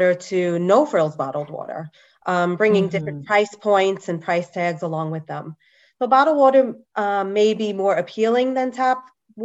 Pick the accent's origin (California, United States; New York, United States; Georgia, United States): New York, United States; I grew up in New York